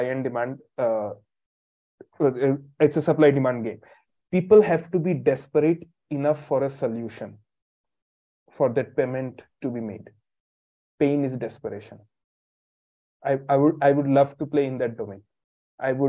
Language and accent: English; India; I'm from India